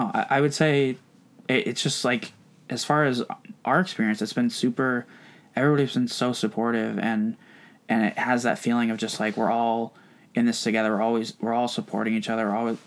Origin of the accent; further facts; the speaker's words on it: Vermont, United States; moved away as an adult; now in Bay Area, United States; where I grew up in Vermont